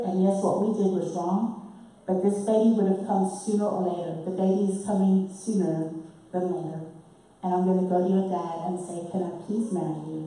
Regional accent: Harare, Zimbabwe; accent: British; moved away; born and raised in a city called Salisbury, and this is in the southern part of Africa, just above South Africa.

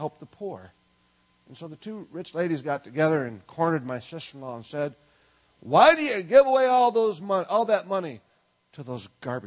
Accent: Minnesota, United States; I'm from Minnesota

